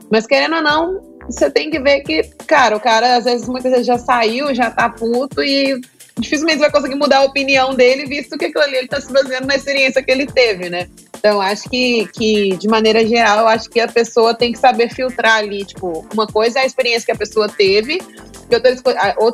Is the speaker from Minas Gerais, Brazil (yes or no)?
yes; Belo Horizonte, Minas Gerais, Brazil; now in San Francisco, United States; eu sou de Belo Horizonte, mas estou morando atualmente em São Francisco